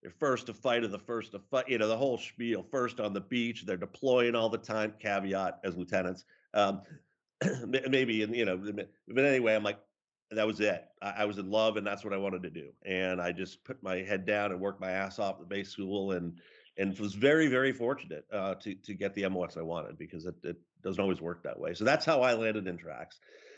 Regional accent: Cohasset, Massachusetts, United States; So I grew up in Cohasset, Massachusetts, and it's a typical American town, but a quintessential New England coastal community. And I was lucky to be born there and raised there

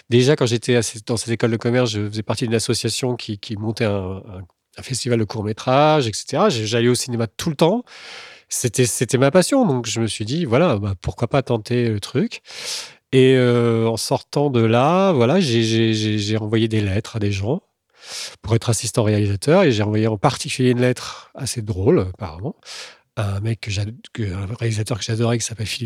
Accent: Tours, Centre-Val de Loire, France; also born or lived in Chinon; je, viens de, Tours. Enfin, je suis né à Chinon.

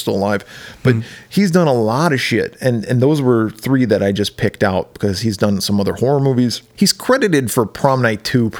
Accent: Wisconsin, United States; I grew up in Wisconsin, where it snows.

